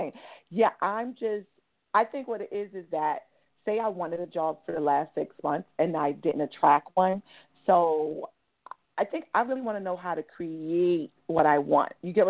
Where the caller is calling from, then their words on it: New York, United States; New York.